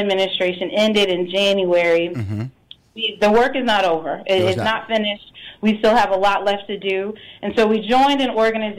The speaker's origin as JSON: {"language": "English", "town": "Washington", "region": "District of Columbia", "country": "United States", "said": "I'm from Washington, D.C."}